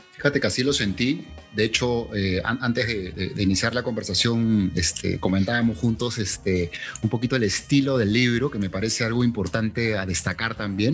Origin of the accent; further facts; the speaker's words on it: Peru; más latinoamericano que peruano